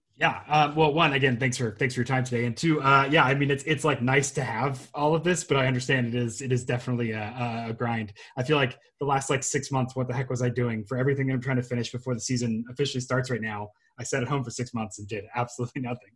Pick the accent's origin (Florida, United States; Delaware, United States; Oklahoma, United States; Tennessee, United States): Tennessee, United States; Memphis; I'm from Memphis